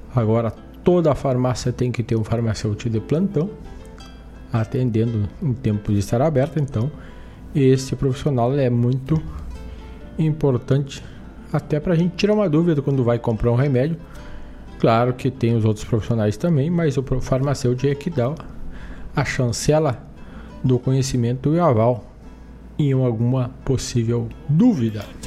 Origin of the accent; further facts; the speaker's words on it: Herval, Rio Grande do Sul, Brazil; cidade de Erval, minha terra natal